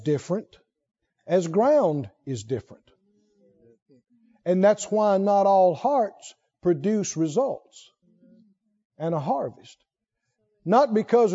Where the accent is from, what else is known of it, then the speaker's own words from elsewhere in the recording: Mississippi, United States; I come from Mississippi